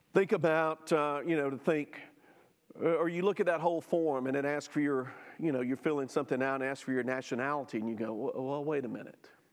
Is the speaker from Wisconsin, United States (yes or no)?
no; Jackson, Mississippi, United States; I grew up in South Jackson